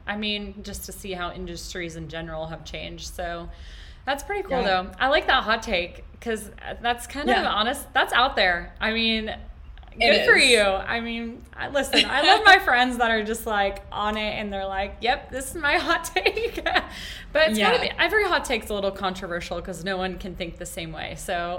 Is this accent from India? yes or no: no; Dallas, Texas, United States; You know, I know we grew up like in Dallas, classic.